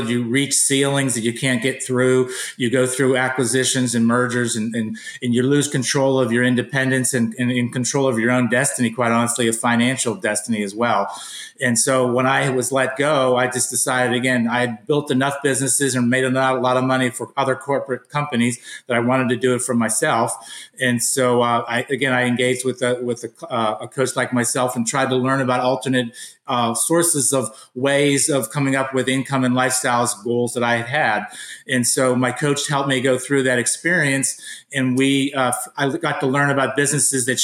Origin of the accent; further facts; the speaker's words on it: Pittsburgh, Pennsylvania, United States; I was born and raised in Pittsburgh, Pennsylvania.